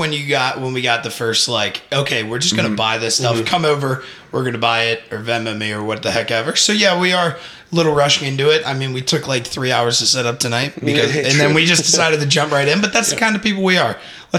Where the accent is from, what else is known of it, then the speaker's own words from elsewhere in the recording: Cincinnati, Ohio, United States; born and raised on the West Side. I will most likely live here until I die.